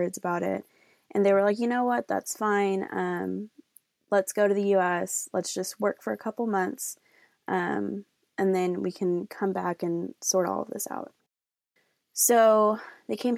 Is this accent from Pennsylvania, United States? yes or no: no; Austin, Texas, United States; also born or lived in Mexico; And I am from Austin, Texas.